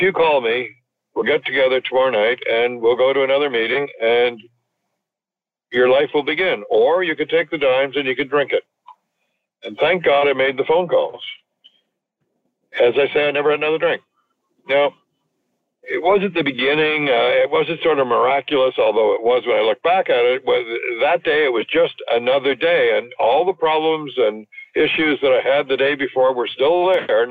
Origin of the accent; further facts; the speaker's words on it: Montreal West, Quebec, Canada; moved away; also born or lived in Toronto; I grew up in Montreal West